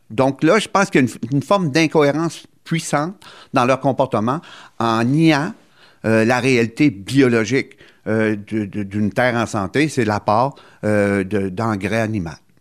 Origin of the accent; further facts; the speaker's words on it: Gaspésie, Quebec, Canada; chez nous, en Gaspésie